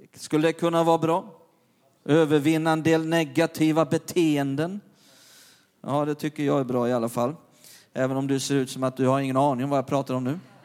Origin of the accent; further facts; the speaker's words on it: Perstorp, Skåne, Sweden; När jag var liten grabb nere i norra Skåne i Perstorp